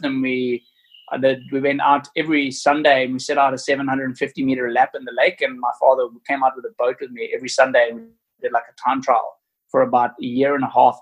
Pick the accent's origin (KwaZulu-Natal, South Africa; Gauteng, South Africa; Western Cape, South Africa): Western Cape, South Africa; Cape Town; I grew up on a farm just outside of Cape Town